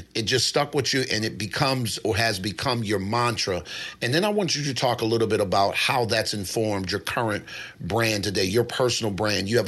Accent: Baltimore, Maryland, United States; I'm from Baltimore.

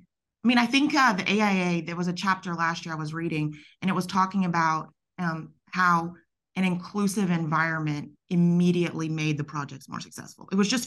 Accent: the South, United States; I'm not Nigerian very obviously, but I'm a Southern woman and I'm Jewish and Italian.

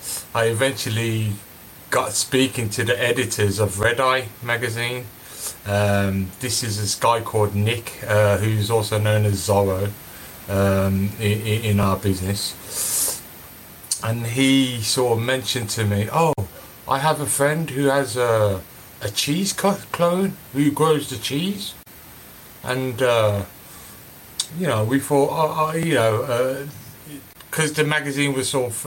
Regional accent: Birmingham, West Midlands, United Kingdom; I was obviously born and raised in Birmingham

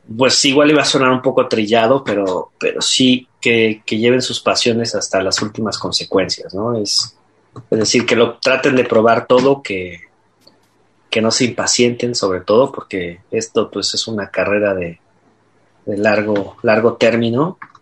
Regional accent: Mexico; como mexicanos

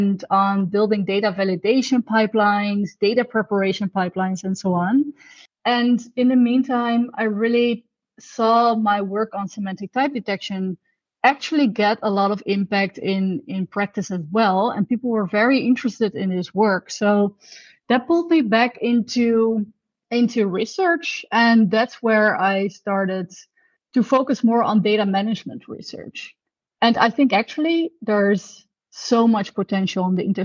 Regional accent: Netherlands; I'm from the Netherlands, actually, so I'm Dutch.

